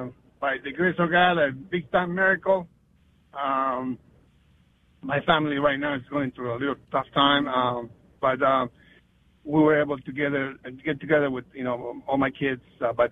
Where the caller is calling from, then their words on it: Virginia, United States; Northern Virginia.